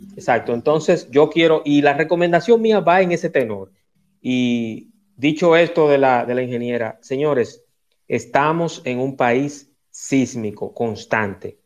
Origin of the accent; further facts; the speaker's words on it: Dominican Republic; mi país